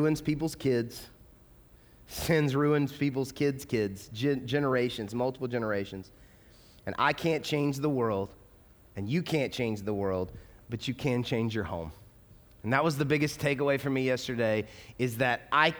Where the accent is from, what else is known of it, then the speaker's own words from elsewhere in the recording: the South, United States; moved away as an adult; now in Louisville, United States; I grew up in the South. I grew up in the like heavy Bible Belt.